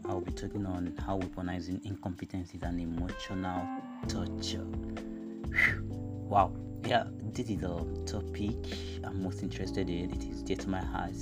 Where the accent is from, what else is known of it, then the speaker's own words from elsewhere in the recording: Nigeria; I'm a Nigerian